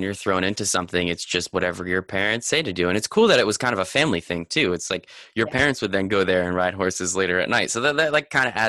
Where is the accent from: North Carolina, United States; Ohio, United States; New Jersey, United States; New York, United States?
New Jersey, United States; Hunterdon County; I live in New Jersey, so I know all these places. but yeah, I mean, I grew up in Hunterdon County